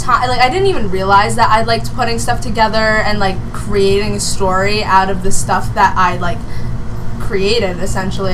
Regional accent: Utah, United States; I'm 17, and I am from Utah

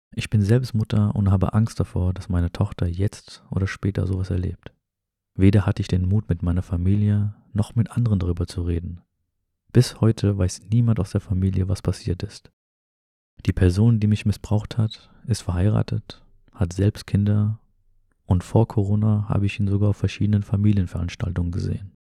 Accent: Germany; also born or lived in an Arab-Muslim country (birthplace); Aufgewachsen bin ich jedoch in Deutschland

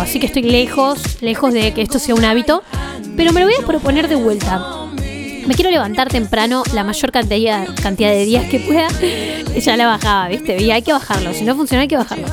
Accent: Bariloche, Río Negro, Argentina; si somos de Bariloche

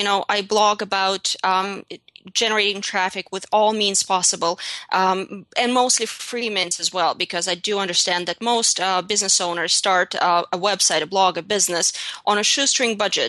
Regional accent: Russia; English is a second language; moved away as an adult; also born or lived in St. Petersburg; now in United States; English is not my first language either. I'm from Russia. I was born and raised in Russia. I came to the United States at the ripe age of 21.

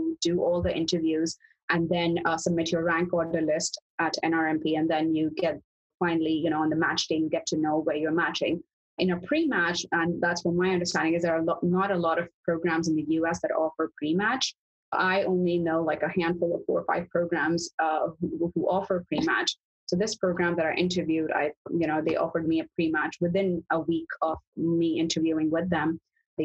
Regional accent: Karachi, Sindh, Pakistan; moved away as an adult; also born or lived in Dubai, UAE / United Kingdom; now in Central California, United States; I was born and raised in Karachi, Pakistan

